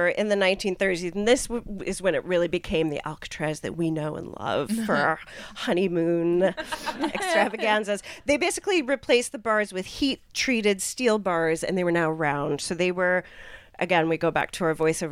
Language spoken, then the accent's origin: English; United Kingdom; I'm British.